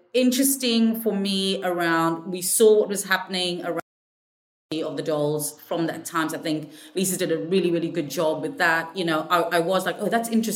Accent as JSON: {"language": "English", "country": "South Africa", "said": "I'm from South Africa."}